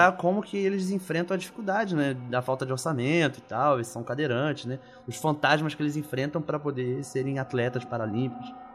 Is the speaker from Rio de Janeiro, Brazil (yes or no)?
yes; Rio de Janeiro, Brazil; na minha infância, lá em Bangu, no oeste do Rio de Janeiro